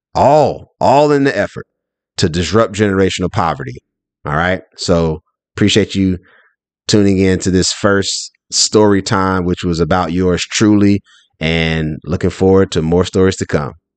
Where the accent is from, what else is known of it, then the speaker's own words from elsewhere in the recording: Durham, North Carolina, United States; I'm originally from Durham, North Carolina. Shout out to the Bull City